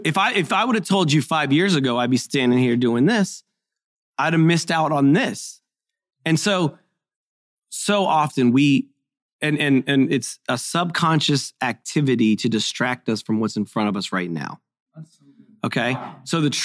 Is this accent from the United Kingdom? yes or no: no; Haiti; I'm a missionary kid. I grew up in Haiti.